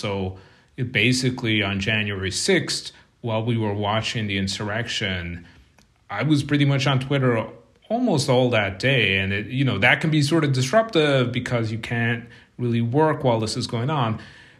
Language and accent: English; Munster, Ireland; moved away as an adult; But I left Ireland when I was a graduate student. So I went to the University of Limerick, which is in the southern part of Ireland. It's right next to County Kerry, which is where I grew up.